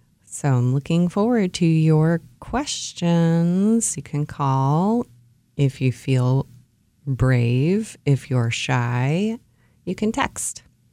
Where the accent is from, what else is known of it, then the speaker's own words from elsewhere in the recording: Ohio, United States; Where I grew up in Ohio, hostas are staple plants.